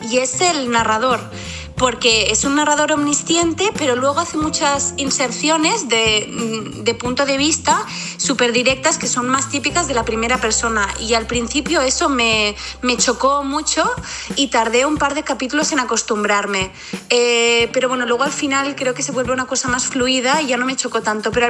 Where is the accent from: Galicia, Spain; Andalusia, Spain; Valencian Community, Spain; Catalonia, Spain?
Catalonia, Spain; Barcelona; de Barcelona